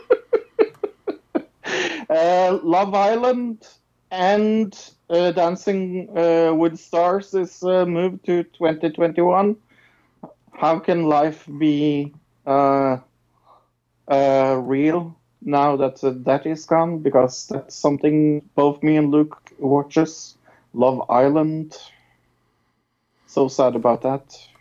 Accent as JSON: {"language": "English", "country": "Norway", "said": "I'm from Norway"}